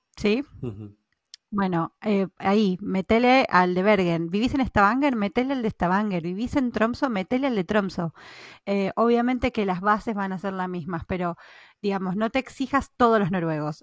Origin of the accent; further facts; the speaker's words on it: Argentina; now in Norway; yo soy de Argentina